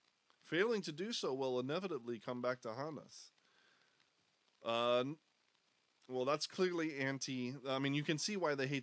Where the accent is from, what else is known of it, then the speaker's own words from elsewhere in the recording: United States; We love guns because we're American.